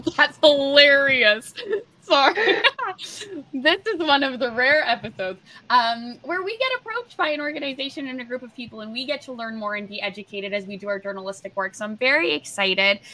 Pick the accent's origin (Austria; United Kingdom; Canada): Canada; New Brunswick; now in Toronto, Canada; growing up in New Brunswick, I was off, you're offered about the same five jobs